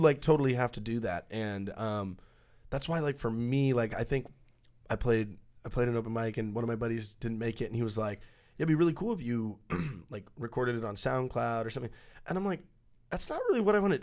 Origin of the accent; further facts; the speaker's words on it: Texas, United States; we grew up in Texas